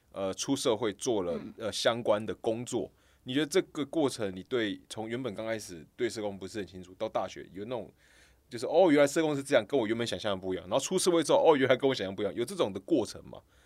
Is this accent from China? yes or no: no; Kaohsiung, Taiwan; moved away as an adult; now in Taipei, Taiwan; 我高雄人嘛， 我们是高雄人